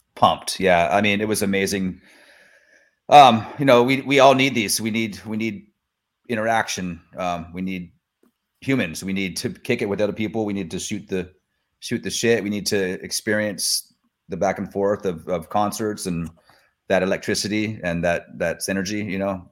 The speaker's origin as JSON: {"language": "English", "town": "Sacramento", "region": "California", "country": "United States", "tie": "born or raised there", "also_born_or_lived": "Mendocino", "lives_now": "Sacramento, United States", "said": "I'm from Sacramento originally, but I, um, I grew up there. And then I moved back here"}